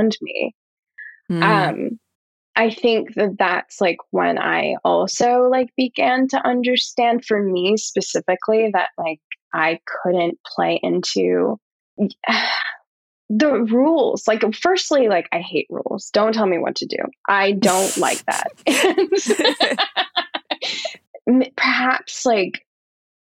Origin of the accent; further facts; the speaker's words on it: Australia; also born or lived in Canada; now in New York, United States; I'm an Australian